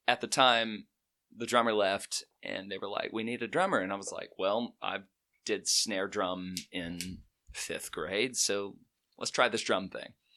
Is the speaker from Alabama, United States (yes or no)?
yes; Chelsea, Alabama, United States; also born or lived in Birmingham, Alabama; I am from Birmingham, uh, originally from Chelsea in Shelby County